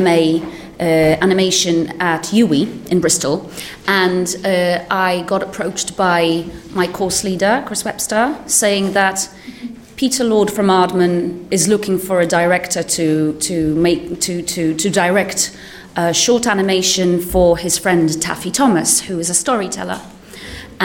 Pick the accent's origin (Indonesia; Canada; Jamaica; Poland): Poland; moved away; I come originally from Poland